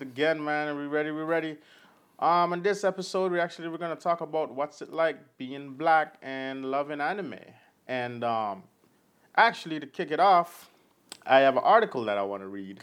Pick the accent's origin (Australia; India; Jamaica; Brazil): Jamaica; It's my accent. It's fine. I'm Jamaican.